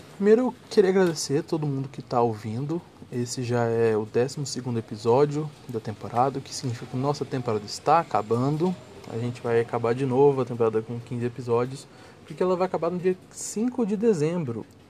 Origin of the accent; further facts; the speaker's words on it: Goiânia, Goiás, Brazil; Eu venho de Goiânia